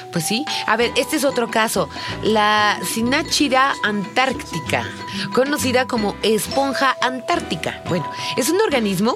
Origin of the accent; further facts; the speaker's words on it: Mexico; nosotros como turistas mexicanos, ¿no? Que no somos de Chiapas